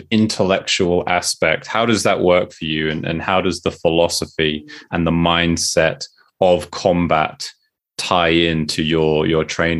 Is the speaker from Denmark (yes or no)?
no; United Kingdom; now in Yamanashi, Japan; I was born and raised just outside London.